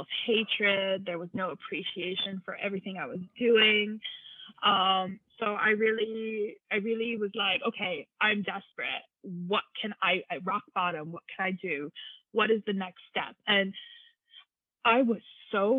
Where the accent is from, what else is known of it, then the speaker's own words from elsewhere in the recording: United States; now in Germany; I'm an American, but I live in Germany with my husband and two kids.